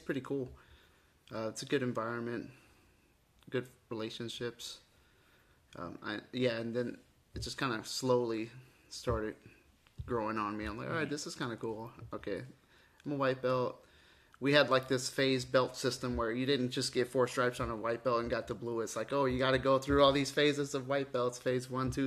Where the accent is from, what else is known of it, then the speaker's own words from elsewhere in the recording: Galveston, Texas, United States; also born or lived in Argentina; I grew up in Galveston